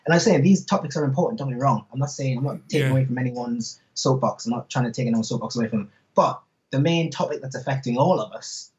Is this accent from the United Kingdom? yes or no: yes; North East England, United Kingdom; accent: Geordie; I'm actually a Geordie, and I lived in Manchester.